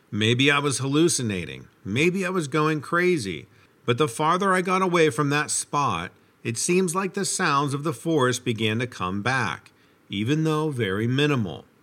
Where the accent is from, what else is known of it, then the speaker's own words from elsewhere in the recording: New York, United States; I was born in New York City and lived there until I was about 10 years old. My family moved to the South Shore of Long Island, New York, and I grew up there.